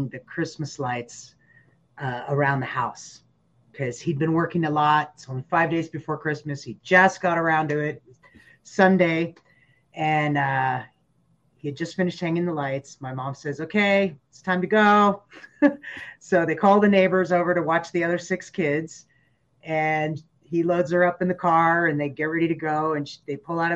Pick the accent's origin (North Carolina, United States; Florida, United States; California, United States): California, United States; Southern; moved away as an adult; also born or lived in Cambridge, Massachusetts; I grew up in Southern California, and you don't really have much of a sense of the seasons